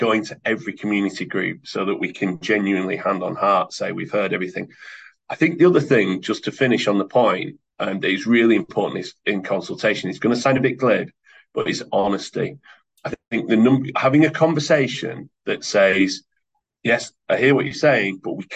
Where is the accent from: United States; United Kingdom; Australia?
United Kingdom; Oldham, North West England; I'm from Oldham, so I look and sound like a number of people across the table from me in Oldham